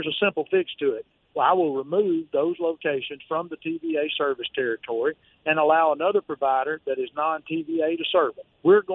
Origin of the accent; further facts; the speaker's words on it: United States; I'm an American